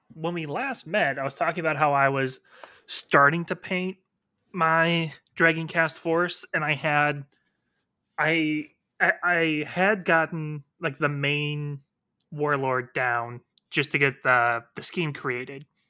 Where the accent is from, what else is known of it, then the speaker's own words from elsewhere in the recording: Iowa, United States; my home state of Iowa